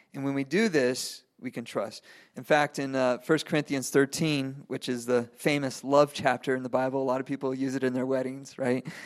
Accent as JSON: {"language": "English", "country": "Venezuela", "tie": "born or raised there", "moved": "yes", "said": "I grew up in Venezuela. I speak, I speak Spanish"}